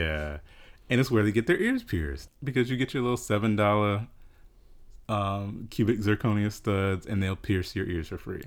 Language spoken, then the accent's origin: English; South Carolina, United States; I grew up in South Carolina in a really small town.